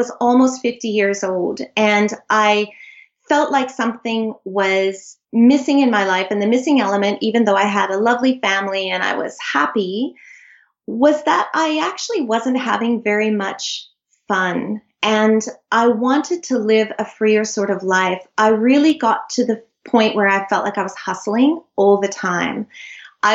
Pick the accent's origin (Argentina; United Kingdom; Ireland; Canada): Canada; moved away as an adult; now in Sydney, Australia; I live in Sydney. I'm Canadian. I moved here 20 years ago with my incredible husband